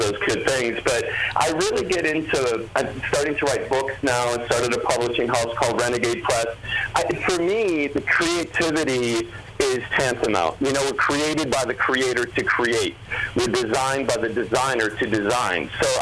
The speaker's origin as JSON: {"language": "English", "region": "Wisconsin", "country": "United States", "said": "I was from Wisconsin"}